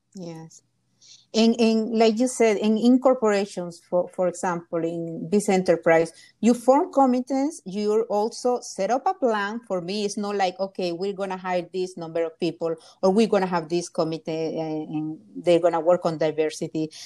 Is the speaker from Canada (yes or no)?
no; Honduras; moved away; I'm from Honduras